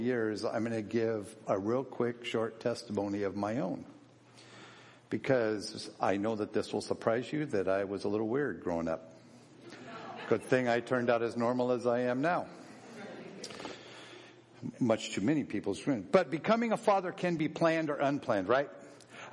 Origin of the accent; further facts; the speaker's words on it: Seattle, Washington, United States; I was born in Seattle, Washington